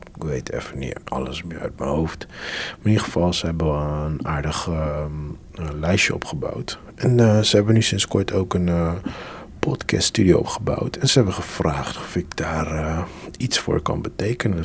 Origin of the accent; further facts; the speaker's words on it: Curaçao; now in Netherlands; ik kom ook van Curaçao